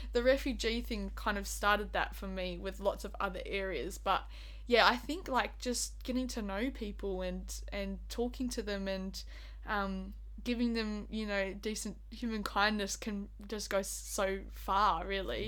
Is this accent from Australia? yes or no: yes; Busselton, Western Australia, Australia; I'm originally from Busselton